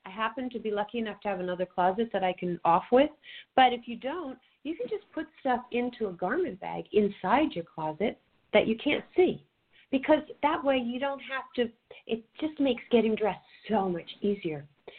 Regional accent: New York, United States; now in California, United States; even though you and I live in California, I'm a New Yorker, I still swap out my closets.

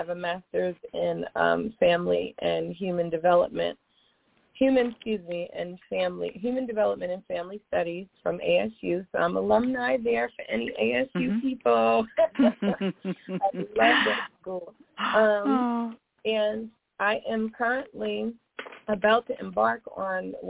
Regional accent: Bayonne, New Jersey, United States; I was raised in Bayonne, New Jersey, grew up here

